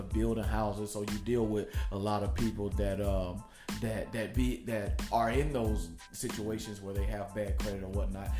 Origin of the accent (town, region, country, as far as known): Nashville, Tennessee, United States; born or raised there; moved away